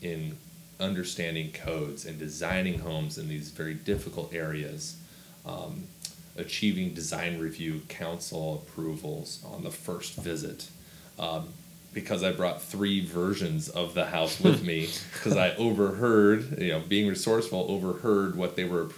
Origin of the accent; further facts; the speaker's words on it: Washington, United States; Washington State. Grew up on 300-acre farm that was managed by my grandparents.